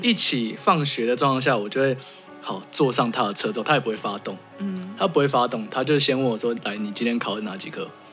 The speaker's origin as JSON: {"language": "Chinese", "country": "Taiwan", "tie": "born or raised there", "said": "我小时候有带眷村，但已经对。快，那时候眷村末期嘛，都准备改建"}